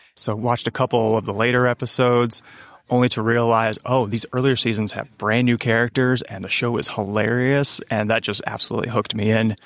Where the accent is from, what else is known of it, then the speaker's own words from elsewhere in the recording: upstate New York, United States; moved away; I'm originally from upstate New York